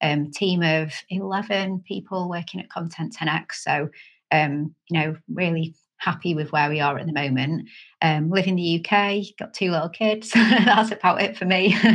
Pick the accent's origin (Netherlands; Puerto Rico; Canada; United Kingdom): Canada; born there; so I was born in Canada. I'm half Canadian, half British. Well, kind of. I've got Canadian citizenship as well as British.